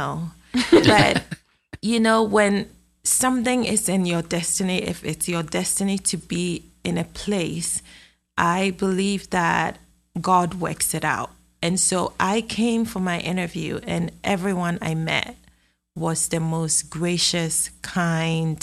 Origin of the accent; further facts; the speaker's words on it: Ghana; moved away as an adult; also born or lived in Athens, Ohio, United States / Texas Panhandle, United States; now in Texas, United States; So, I'm from Ghana. I was born in Ghana. And I spent 24 years in Ghana. I went through elementary and university in Ghana.